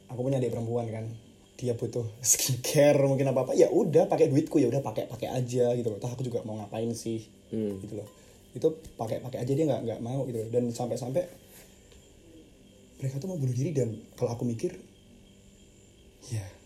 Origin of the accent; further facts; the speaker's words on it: Yogyakarta, Special Region of Yogyakarta, Indonesia; Aku orang Jogja di sini Aku orang Jogja Orang tua aku di Jogja semua